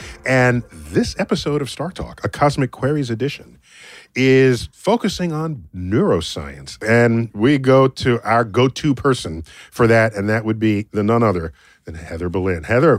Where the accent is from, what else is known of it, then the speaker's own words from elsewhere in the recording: New York City, New York, United States; I was born in Mount Sinai.